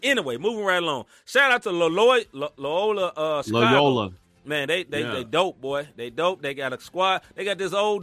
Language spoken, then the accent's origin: English; Memphis, Tennessee, United States; I'm from Memphis